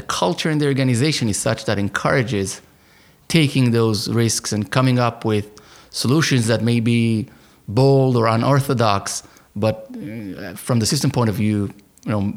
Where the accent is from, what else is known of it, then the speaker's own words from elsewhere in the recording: Holon, Tel Aviv District, Israel; also born or lived in Buenos Aires, Argentina; I was born in Israel, in a little town near Tel Aviv called Holon, which is probably where I spent most of my early years